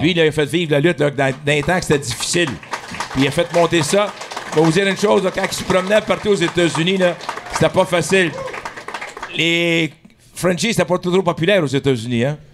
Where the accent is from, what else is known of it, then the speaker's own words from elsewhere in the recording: Montreal, Quebec, Canada; Je suis coin de Delormier et Ontario, où ce qu'il a la fleur. L'autre côté de la rue, c'était le stade de baseball.